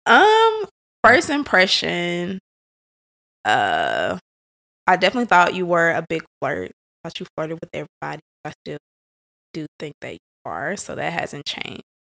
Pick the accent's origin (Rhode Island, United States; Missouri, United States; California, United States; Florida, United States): Missouri, United States; St. Louis; born and raised in Saint Louis